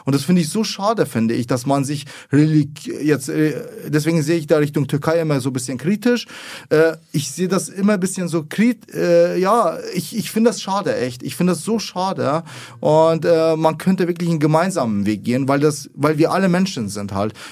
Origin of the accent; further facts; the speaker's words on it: Iraq; born there; also ich bin gebürtig aus Irak und die meisten sind eben Moslem.